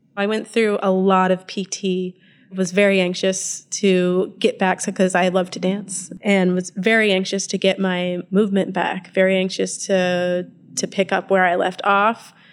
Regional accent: Northeast Kingdom of Vermont, United States; also born or lived in Winooski, Vermont; I grew up in the Northeast Kingdom of Vermont

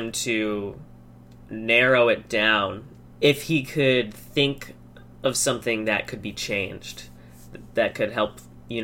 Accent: Plattsburgh, New York, United States; now in Burlington, United States; I'm originally from Plattsburgh, New York, just across the lake from Burlington

